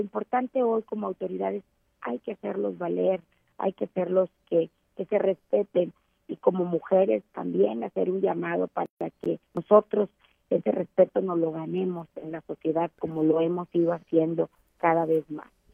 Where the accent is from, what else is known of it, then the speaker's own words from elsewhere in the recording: San Buenaventura, Coahuila, Mexico; 17 como notario público aquí en mi municipio, en mi pueblo natal, San Buenaventura